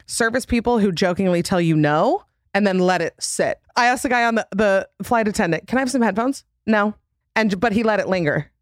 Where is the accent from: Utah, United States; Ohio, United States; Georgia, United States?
Utah, United States; I'm from Utah, which is literally plastic surgery capital.